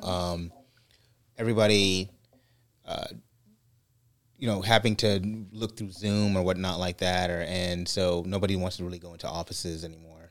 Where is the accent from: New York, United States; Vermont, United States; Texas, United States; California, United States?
California, United States; I'm Californian